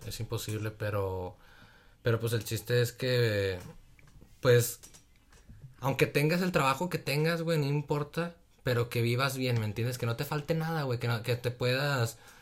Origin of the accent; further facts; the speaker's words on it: Torreón, Coahuila, Mexico; Y yo soy de Torreón también